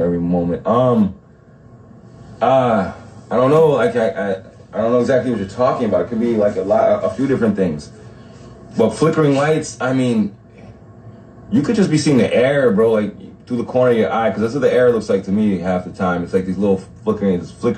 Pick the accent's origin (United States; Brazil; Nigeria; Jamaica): Jamaica; Negril, Westmoreland; moved away; I'm from Negril.